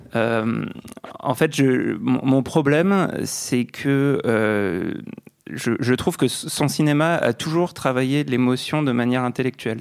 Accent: France; accent: French; avec mon petit accent français

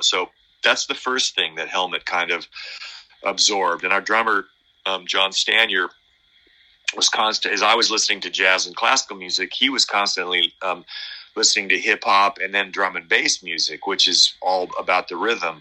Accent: Medford, Oregon, United States; now in California, United States; my hometown up in oregon medford

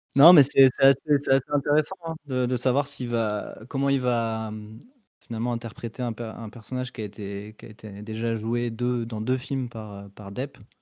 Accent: France; qu'on est français et pas et pas américain

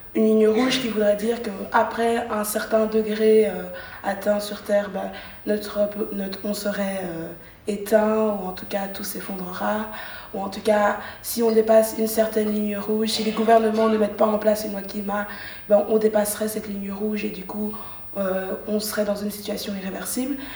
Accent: Brussels, Brussels-Capital Region, Belgium; moi en tant que bruxelloise

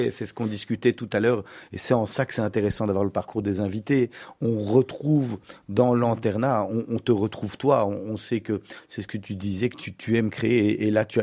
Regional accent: Charleroi, Wallonia, Belgium; je suis un carolo

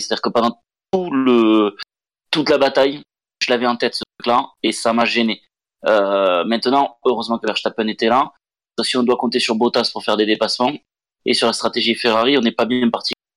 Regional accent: France; on est français

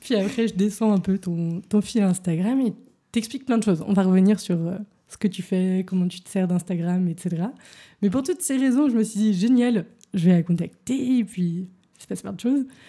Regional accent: Paris, Île-de-France, France; now in Berlin, Germany; j'ai grandi à Paris

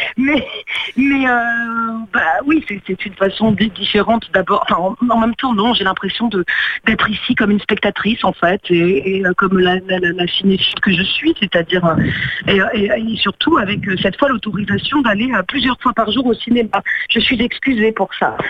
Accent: Corsica, France; alors moi je suis corse

